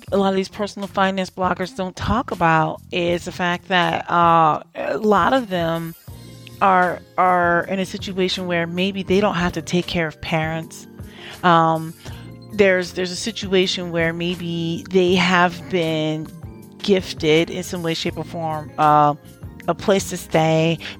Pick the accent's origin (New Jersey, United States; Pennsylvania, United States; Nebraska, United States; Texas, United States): New Jersey, United States; also born or lived in DMV (Washington metropolitan area); now in DMV, United States; I'm actually from New Jersey too.